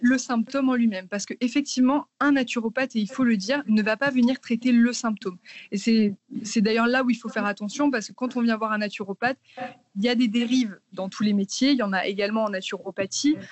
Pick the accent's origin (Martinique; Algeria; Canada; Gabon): Martinique; moved away as an adult; now in Paris, France; j'habite à Paris depuis à peu près 7 ans. Euh, avant ça, j'ai grandi dans les Antilles, en Martinique